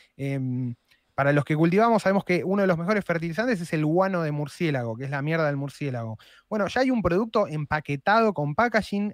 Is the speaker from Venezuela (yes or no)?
no; Argentina; somos los argentinos